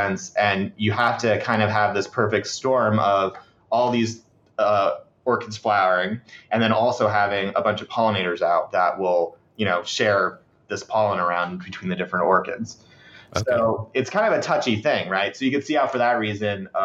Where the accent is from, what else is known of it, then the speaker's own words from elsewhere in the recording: Sebastian, Florida, United States; I'm from there